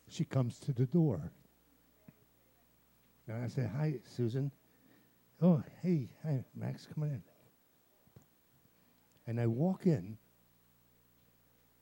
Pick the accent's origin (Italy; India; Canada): Italy; I'm Italian